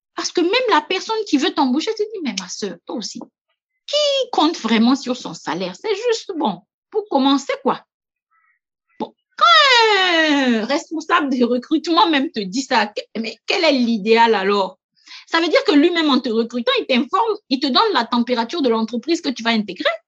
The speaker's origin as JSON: {"language": "French", "country": "Burkina Faso", "also_born_or_lived": "Montpellier, France / Gabon", "moved": "as an adult", "said": "en tant que Burkinabé, ayant vécu en France, ayant la culture du travail à la française, plus celle du Burkina"}